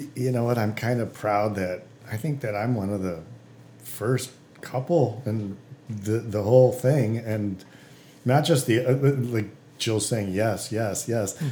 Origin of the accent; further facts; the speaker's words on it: Detroit, Michigan, United States; I'm from Detroit, and all these Detroiter friends of mine think I'm a traitor